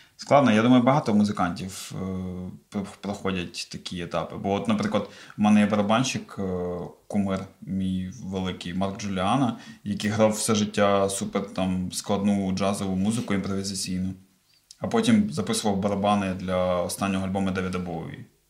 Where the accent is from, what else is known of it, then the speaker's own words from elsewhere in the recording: Cherkasy Oblast, Ukraine; я з Черкаської області